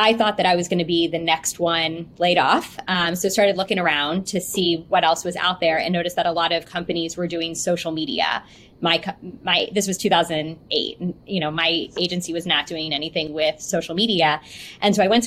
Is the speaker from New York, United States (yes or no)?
no; Houston, Texas, United States; I'm from Houston. Born and raised here